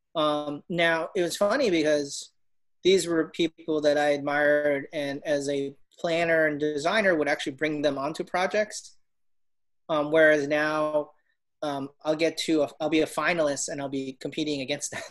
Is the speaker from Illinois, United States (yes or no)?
yes; Chicago, Illinois, United States; moved away as an adult; now in Orlando, United States; I'm from Chicago